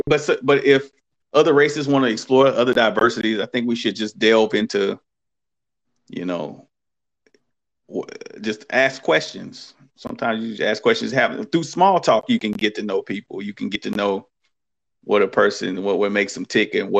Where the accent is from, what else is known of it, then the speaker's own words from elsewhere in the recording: East Coast, United States; I'm from the East Coast